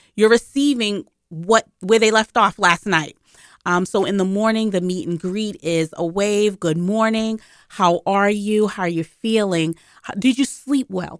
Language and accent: English; Boston, Massachusetts, United States; I grew up in Boston